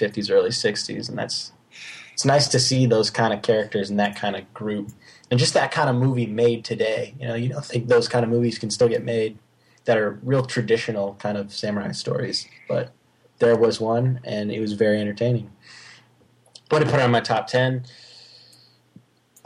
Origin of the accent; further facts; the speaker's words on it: United States; I'm American